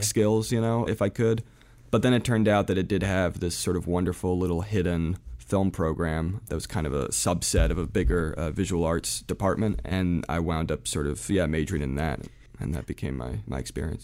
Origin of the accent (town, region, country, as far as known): New Jersey, United States; born or raised there; also born or lived in Providence, Rhode Island / France